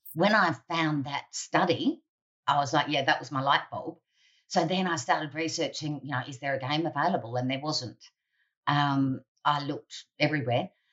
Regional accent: Central Coast, north of Sydney, New South Wales, Australia; I grew up on the Central Coast, north of Sydney

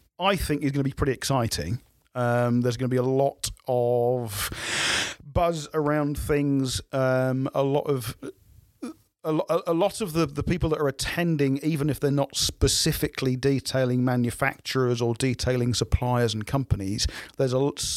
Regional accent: Suffolk, East of England, United Kingdom; But that's because I'm from Suffolk.

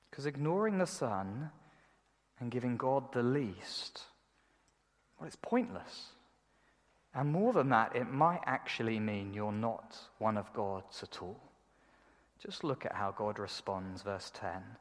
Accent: United Kingdom; I'm, I'm British, you know. We do everything kind of in a mediocre kind of way.

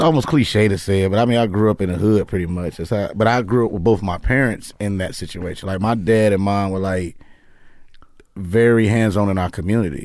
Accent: Chicago, Illinois, United States; moved away as an adult; also born or lived in New York; now in Los Angeles, United States; I'm from Chicago, but I lived in New York for two years, and then I came here

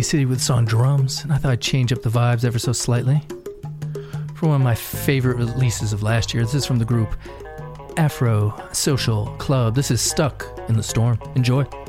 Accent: Rochester, New York, United States; my hometown of Rochester, New York

